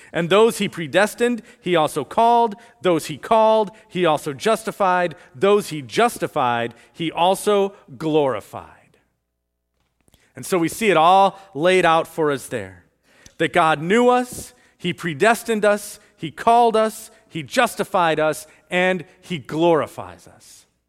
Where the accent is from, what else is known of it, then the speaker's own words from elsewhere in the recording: Chicago, Illinois, United States; also born or lived in Florida; now in Lake Mary, United States; I grew up in Chicago